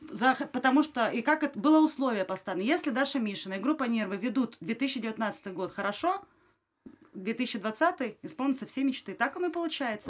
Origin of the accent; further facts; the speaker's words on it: Ukraine; я украинка